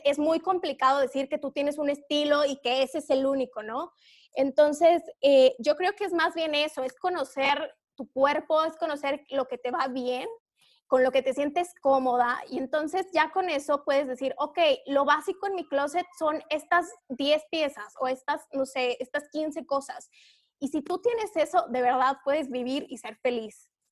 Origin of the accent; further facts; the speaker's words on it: Durango, Mexico; now in Mexico City, Mexico; yo soy de Durango, pero llevo ya mucho tiempo viviendo en la Ciudad de México